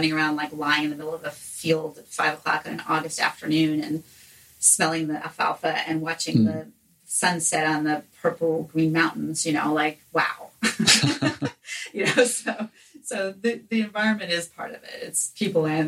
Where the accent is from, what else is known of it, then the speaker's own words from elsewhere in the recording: New York City, New York, United States; I grew up in New York City